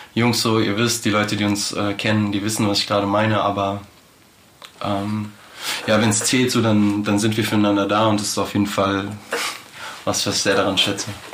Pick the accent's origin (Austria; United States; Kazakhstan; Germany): Germany; Frankfurt, Hesse; wir sind halt alle in Frankfurt aufgewachsen